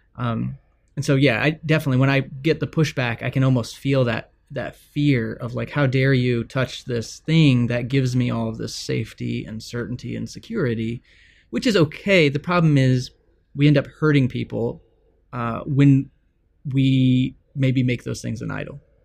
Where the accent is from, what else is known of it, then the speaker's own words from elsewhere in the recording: Texas, United States; I grew up in Texas